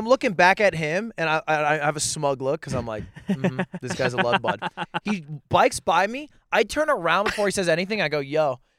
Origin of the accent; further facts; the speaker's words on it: United States; For us Americans